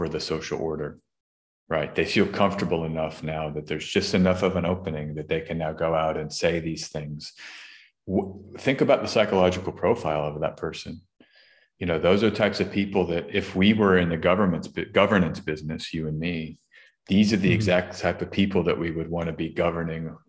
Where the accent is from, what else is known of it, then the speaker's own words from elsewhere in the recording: Austin, Texas, United States; Austin, Texas, my hometown